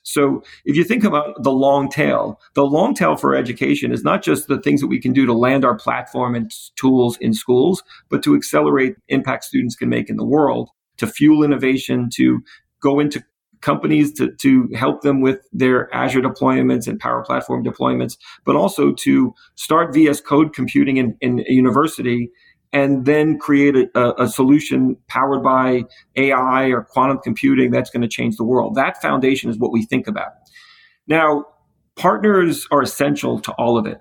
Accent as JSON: {"language": "English", "town": "New York City", "region": "New York", "country": "United States", "tie": "born or raised there", "said": "I grew up in the Bronx"}